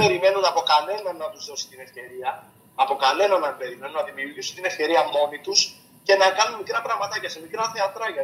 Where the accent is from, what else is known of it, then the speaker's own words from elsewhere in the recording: Maritsa, South Aegean, Greece; moved away; το νησί μου, το χωριό μου που ξεκίνησα, δηλαδή τα Μαριτσά τη Ρόδου